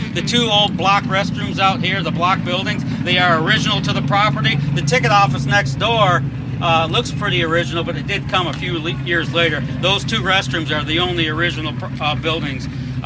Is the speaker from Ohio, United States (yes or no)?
yes; Toledo, Ohio, United States; my hometown of Toledo, Ohio